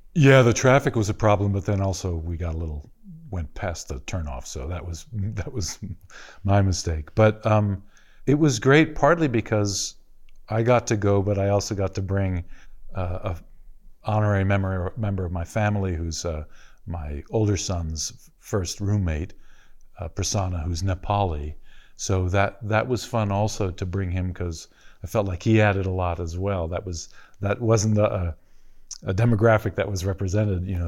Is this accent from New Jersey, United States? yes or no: no; Los Angeles, California, United States; I grew up in the Fairfax area of LA, which is sometimes called Little Jerusalem.